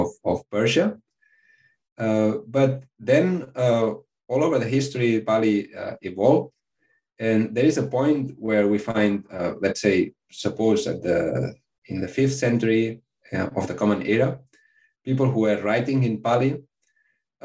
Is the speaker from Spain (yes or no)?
yes; Spain; English is a second language; I'm from Spain